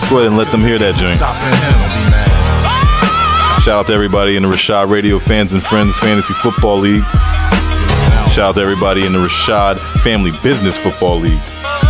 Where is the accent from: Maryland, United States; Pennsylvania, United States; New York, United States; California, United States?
Maryland, United States; I'm from Maryland.